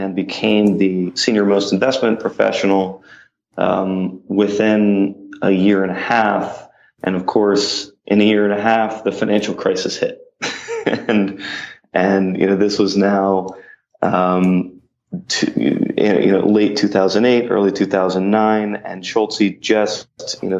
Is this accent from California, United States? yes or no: no; Mount Lebanon, Pennsylvania, United States; moved away as an adult; also born or lived in Carlisle, Pennsylvania; now in New York City, United States; I'm from Mount Lebanon